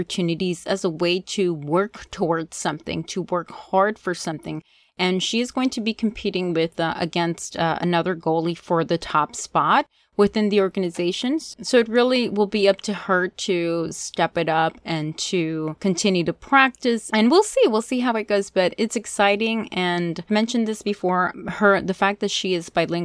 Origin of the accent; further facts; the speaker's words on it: Hialeah, Florida, United States; also born or lived in Colombia; I grew up in Miami, in Hialeah, Florida specifically